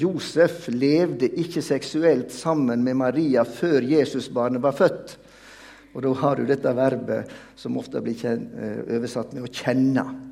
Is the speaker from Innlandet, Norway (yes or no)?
no; Veitastranda, Vestland, Norway; Jeg kommer jo fra Veitastranda, tett opp til Jostedalsbreen.